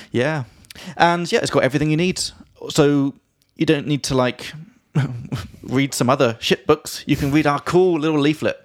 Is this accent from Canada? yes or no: no; England, United Kingdom; now in Czech Republic; from England